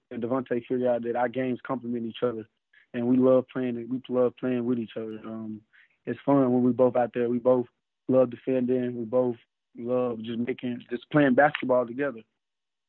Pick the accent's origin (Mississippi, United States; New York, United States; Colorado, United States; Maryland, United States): Mississippi, United States; moved away as an adult; also born or lived in California; my hometown